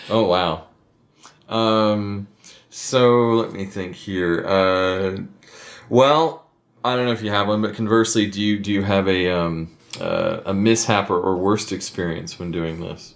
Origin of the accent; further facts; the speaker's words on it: Minnesota, United States; moved away; I'm from Minnesota